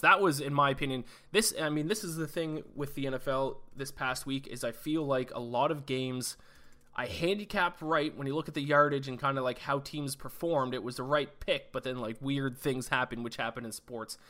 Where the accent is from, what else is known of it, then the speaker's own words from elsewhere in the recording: Canada; I'm Canadian